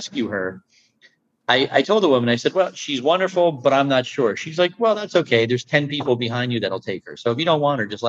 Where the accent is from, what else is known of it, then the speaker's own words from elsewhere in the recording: United States; moved away as an adult; now in Netherlands; as an American